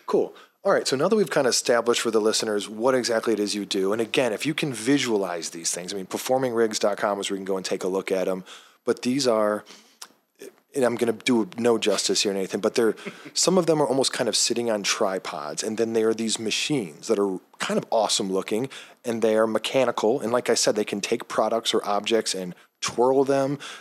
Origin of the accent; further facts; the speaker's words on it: Cincinnati, Ohio, United States; my hometown